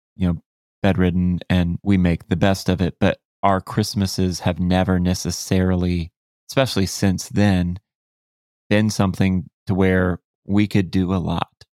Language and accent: English; Florida, United States; I grew up in Florida, you know, it's hot here